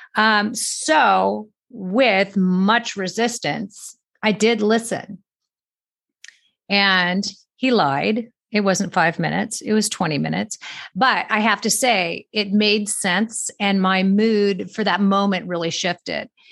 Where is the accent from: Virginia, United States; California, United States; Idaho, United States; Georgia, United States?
California, United States; Manhattan Beach; moved away; I grew up in Manhattan Beach, California